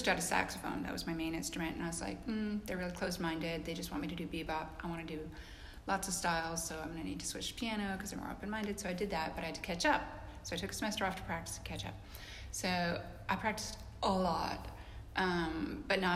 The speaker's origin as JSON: {"language": "English", "region": "British Columbia", "country": "Canada", "tie": "born or raised there", "moved": "as an adult", "lives_now": "Nashville, United States", "said": "I'm from Canada, like the foothills of the Rocky Mountains of British Columbia."}